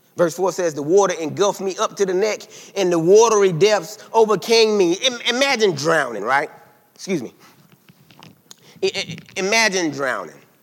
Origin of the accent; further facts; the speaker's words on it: South Carolina, United States; I'm from South Carolina now